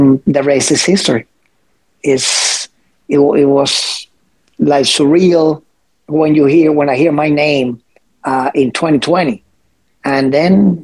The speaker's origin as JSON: {"language": "English", "country": "Cuba", "tie": "born or raised there", "moved": "yes", "lives_now": "United States", "said": "ever since I was a teenager, still living in Cuba"}